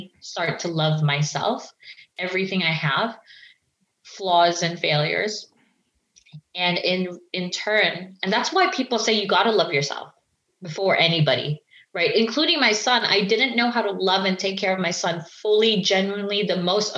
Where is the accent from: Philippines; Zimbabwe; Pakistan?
Philippines; the Filipino community, which I'm Filipino, is that we grew up hearing this word